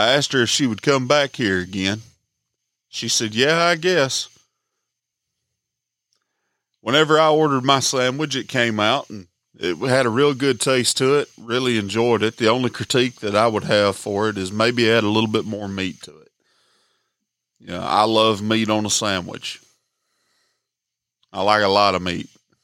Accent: Alabama, United States; I'm from Alabama

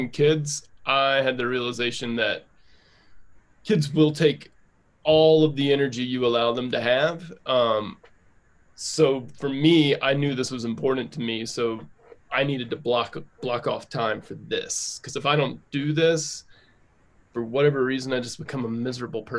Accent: North Carolina, United States; now in Denver, United States; I live in Denver. I am from North Carolina

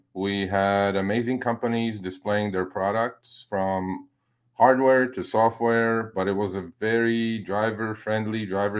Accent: New York, United States; I'm a New Yorker.

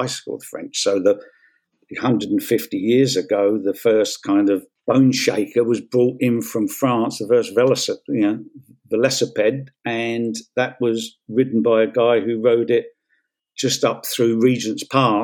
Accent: London, United Kingdom; while I was growing up in Peckham

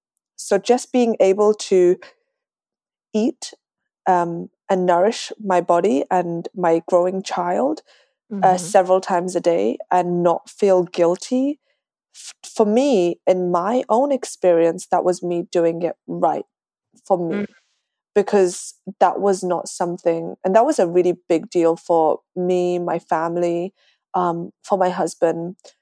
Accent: London, United Kingdom; moved away as an adult; now in Dallas, United States; I moved to Dallas, Texas from London. Slowly losing my accent, so I probably sound like a Texan already. I've been here for 5 years.

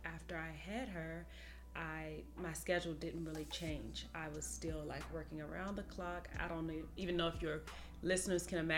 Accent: Washington, District of Columbia, United States; moved away as an adult; also born or lived in Indiana; now in Atlanta, United States; I am originally from Washington, D.C.

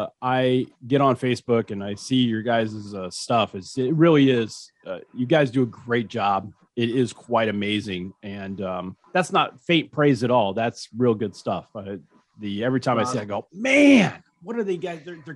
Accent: United States; I'm American.

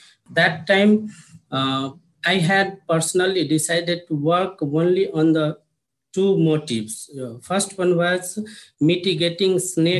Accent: Madhesh Province, Nepal; So we are from Nepal, Mitala portion, and Mitala consists of four districts from province number 2 of Nepal now.

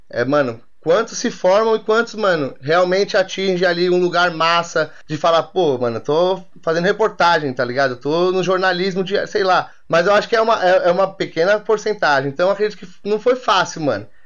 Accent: São Paulo, Brazil; nós como, a, a, nós, como paulistas, a gente tá meio que por fora dessa

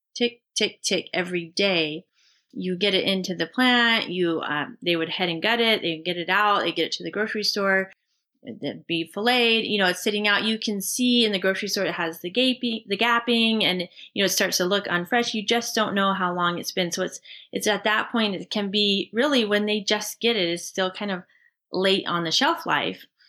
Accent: Seattle, Washington, United States; Rich and I both grew up in the Pacific Northwest Seattle area

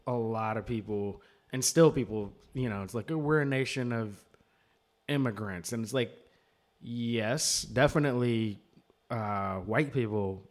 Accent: United States; as an American

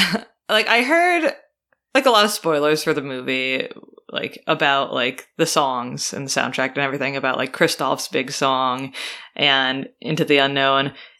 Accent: New York, United States; I'm a New Yorker, I cry in the subway, it's no big deal.

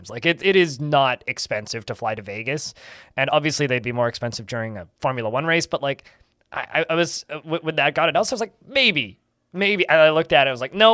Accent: Canada; I'm Canadian, uh, not American.

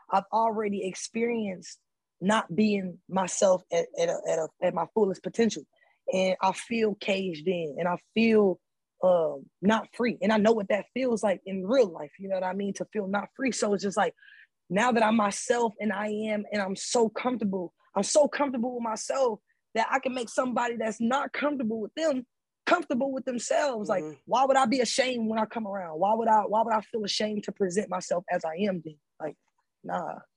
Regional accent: Atlanta, Georgia, United States; I'm from Atlanta.

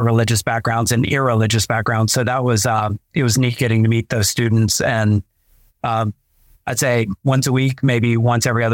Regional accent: Augusta, Georgia, United States; moved away as an adult; also born or lived in Oklahoma / Pensacola / Delaware; now in Chattanooga, United States; I was born in Oklahoma and raised in Augusta, Georgia

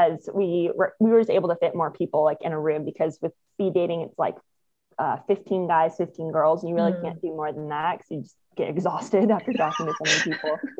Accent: Phoenix, Arizona, United States; moved away as an adult; also born or lived in Australia / New Zealand / Costa Rica; now in San Diego, United States; I grew up in Phoenix, lived there, actually went to the same school, kindergarten through 12th grade

